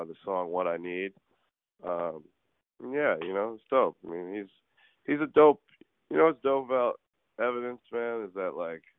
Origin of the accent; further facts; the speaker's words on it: New York City, New York, United States; I'm from New York City. Like, that's where I'm from